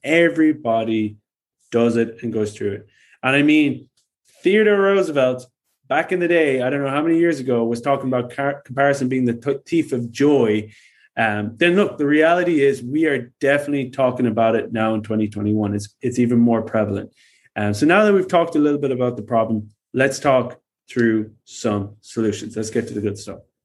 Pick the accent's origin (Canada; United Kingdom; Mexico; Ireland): Ireland; I am Irish